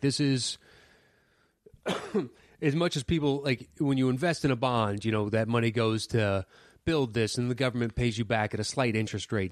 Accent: United States; as an American

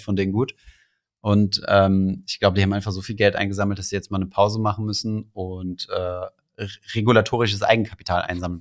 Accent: Saarland, Germany; moved away; also born or lived in Berlin / Paris

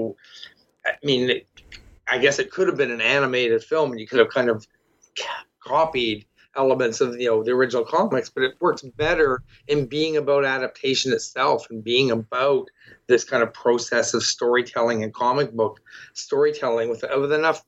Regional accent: Toronto, Ontario, Canada; I'm from Toronto, and, you know, I'm someone who read the Scott Pilgrim comics going through and looking, and I recognize that spot

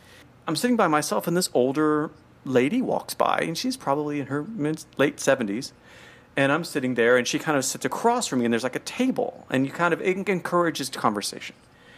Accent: United States; moved away; I'm American. And I've just landed a couple days ago, first time abroad.

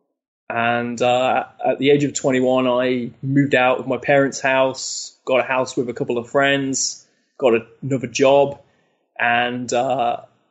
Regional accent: Leicester, East Midlands, United Kingdom; Leicester, which is my hometown in the UK

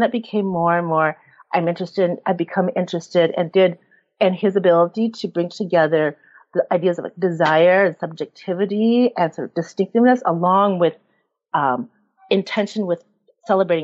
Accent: Mankato, Minnesota, United States; I grew up in Mankato, Minnesota

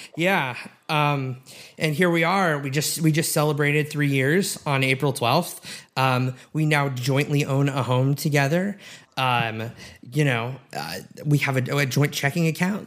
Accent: Edmond, Oklahoma, United States; moved away as an adult; also born or lived in Massachusetts; I grew up in Edmond, Oklahoma, very conservative

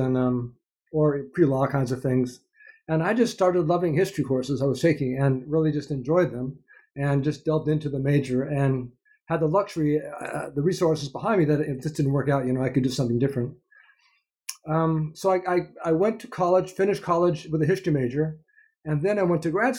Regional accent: Seattle, Washington, United States; I grew up in Seattle I grew up in the West, but didn't think of myself much as a Westerner.

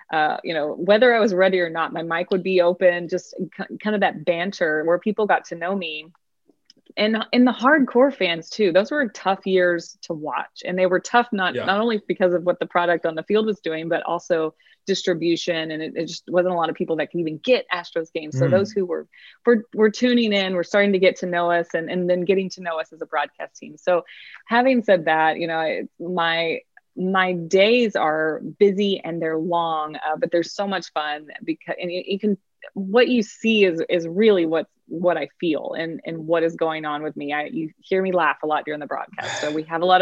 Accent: Texas, United States; accent: Texas; my Texas accent

